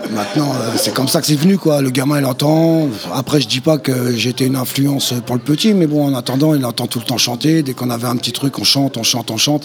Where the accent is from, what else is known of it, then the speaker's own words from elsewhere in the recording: Val-d'Oise, Île-de-France, France; moved away as an adult; je viens du Val d'Oise, donc j'ai grandi avec les …, …